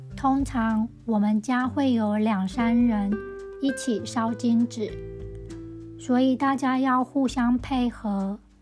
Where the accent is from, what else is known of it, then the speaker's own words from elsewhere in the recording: Tianzhong, Changhua County, Taiwan; 我的老家田中的巷口有一家金子店